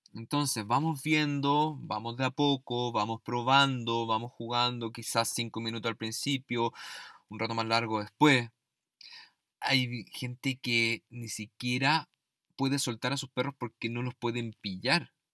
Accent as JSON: {"language": "Spanish", "country": "Chile", "said": "en mi país, en Chile"}